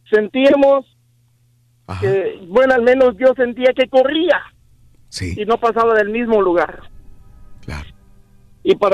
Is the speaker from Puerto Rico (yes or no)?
no; Honduras; moved away; En mi país, Honduras, yo soy de Honduras.